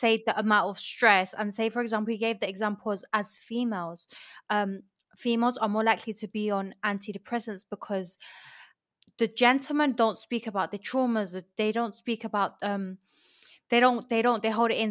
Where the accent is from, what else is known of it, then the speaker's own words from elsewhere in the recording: Colombia; moved away; also born or lived in London; I'm from, I was raised in London, but I grew up in Colombia